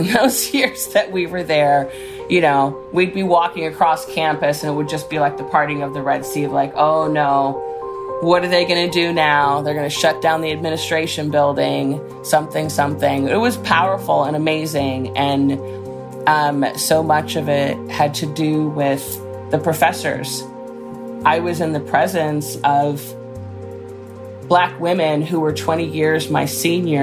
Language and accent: English; Chicago, Illinois, United States; moved away as an adult; now in Oakland, United States; I was born and raised in Chicago